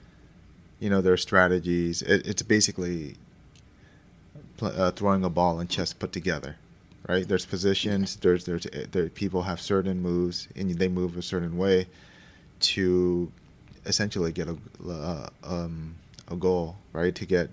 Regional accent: Philippines; And that's tough for me to say because I'm Filipino, but it's true.

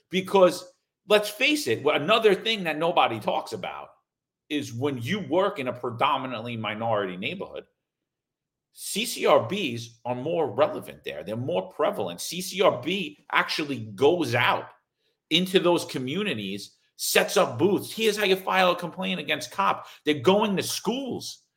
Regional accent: Ohio, United States; I'm from Ohio.

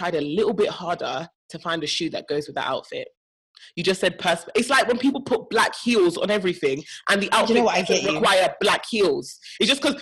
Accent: Nigeria; as a Nigerian

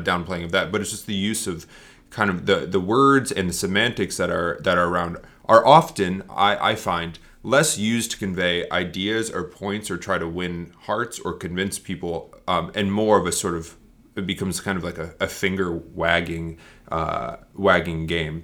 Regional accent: Northeast, United States; moved away; I grew up in the Northeast

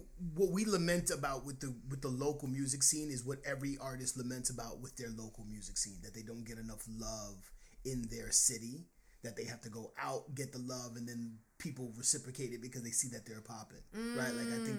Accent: New York, United States; I'm from

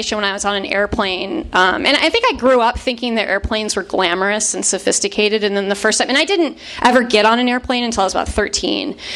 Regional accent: Chicago suburbs, Illinois, United States; I grew up in the Chicago suburbs in the 90s.

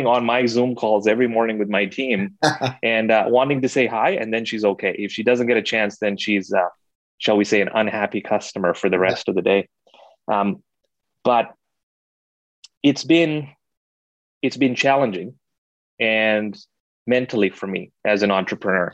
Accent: Kenya; moved away; I was born and raised in Kenya

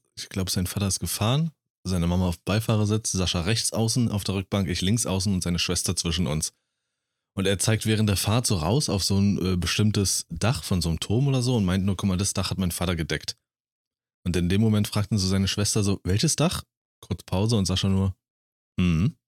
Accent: Germany; ich als Deutscher

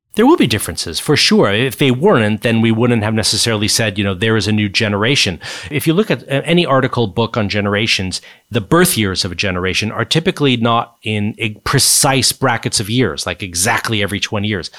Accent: Silicon Valley, California, United States; moved away as an adult; also born or lived in East Coast of the US; now in United Kingdom; I grew up in the U S. I grew up in Silicon Valley, California

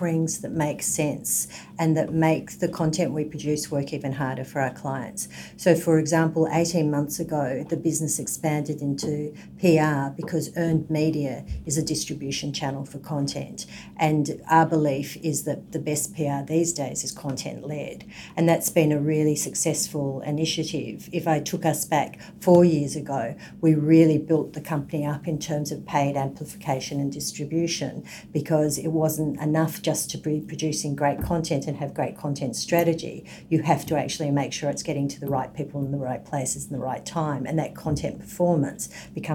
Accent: Melbourne, Victoria, Australia; moved away as an adult; now in Sydney, Australia; I come from Melbourne, but have been in Sydney.

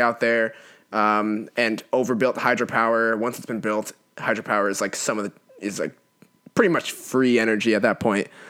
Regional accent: California, United States; moved away; my home state of California, which still has my heart. Oh, California. I miss it.

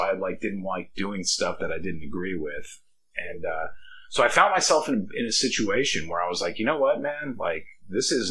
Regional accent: Caldwell, Idaho, United States; also born or lived in Boise; Uh, I'm originally from Caldwell, Idaho. We moved to Boise, Idaho in, I don't know, 1985, 1986, when my dad uh, decided to expand the business

